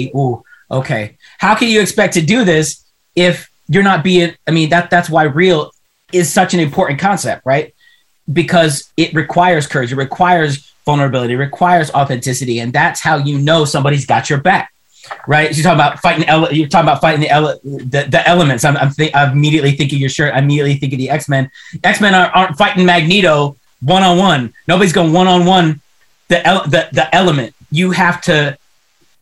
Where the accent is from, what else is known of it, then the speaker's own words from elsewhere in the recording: Pittsburgh, Pennsylvania, United States; I'm from Pittsburgh